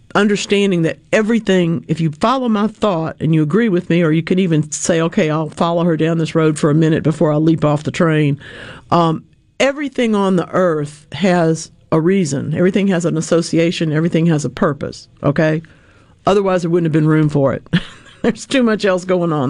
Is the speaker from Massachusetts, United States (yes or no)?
no; Louisiana, United States; born or raised there